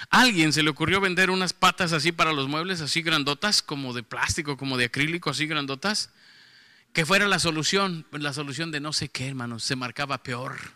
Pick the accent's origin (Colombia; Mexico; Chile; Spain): Mexico; Mexico City; accent: norteño; now in Monterrey, Mexico; no, no, soy chilango, pero ya parezco de acá.